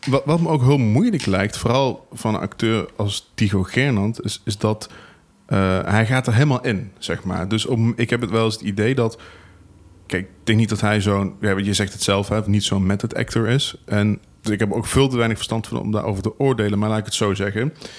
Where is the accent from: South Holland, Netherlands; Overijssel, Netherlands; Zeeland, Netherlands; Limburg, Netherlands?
Limburg, Netherlands; Venlo; ik kom uit Venlo